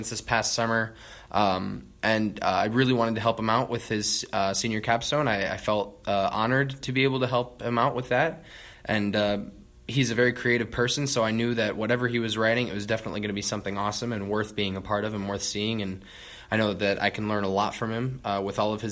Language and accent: English; Garner, Iowa, United States; I'm from Garner, Iowa, which is 20 miles down Highway 69